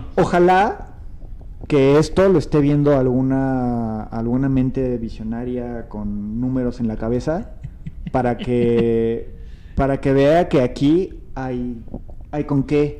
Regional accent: Naucalpan, State of Mexico, Mexico; yo que nací y crecí en el norte

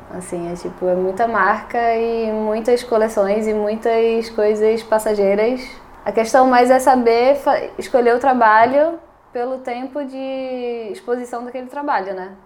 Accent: Brazil; moved away as an adult; also born or lived in Indonesia; now in Portugal; quando eu saí do Brasil, eu ia para a Austrália

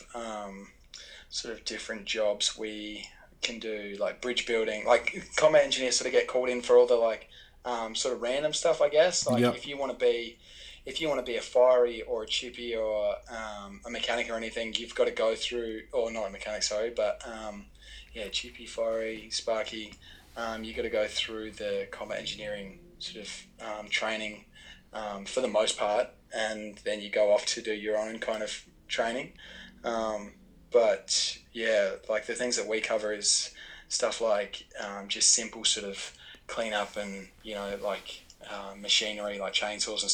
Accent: Darwin, Northern Territory, Australia; moved away as an adult; also born or lived in Adelaide, South Australia; I was born in Adelaide. But I grew up in Darwin.

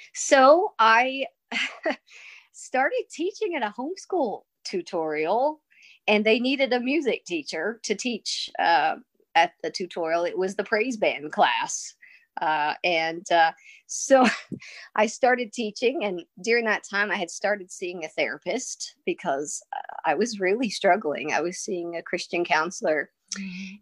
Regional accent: United States; also born or lived in Kentucky / Tennessee / Nebraska; I'm from Kentucky and Tennessee

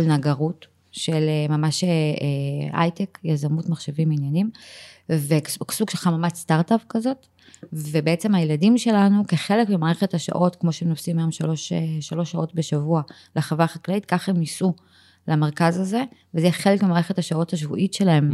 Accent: Givatayim, Tel Aviv District, Israel; moved away as an adult; also born or lived in Ramat Gan; now in Tzur Yitzhak, Israel; בילדות שלי בגבעתיים וברמת גן, זה היה מקומות קטנים

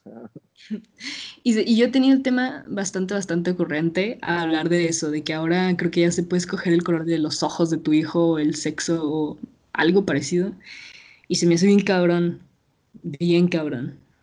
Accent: Mexico; como morra mexicana

